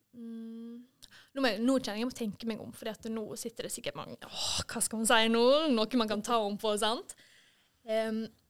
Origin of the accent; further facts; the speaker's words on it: Måløy, Vestland, Norway; also born or lived in Deknepollen; now in Førde, Norway; hjemme i Måløy. Og det savner jeg jo litt i Førde.